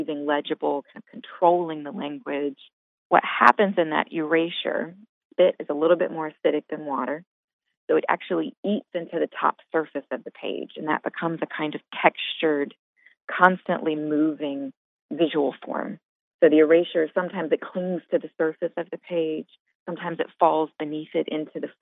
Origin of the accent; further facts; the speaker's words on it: Montgomery, Alabama, United States; moved away as an adult; also born or lived in Tuscaloosa, Alabama; now in Chicago, United States; I'm originally from Montgomery, Alabama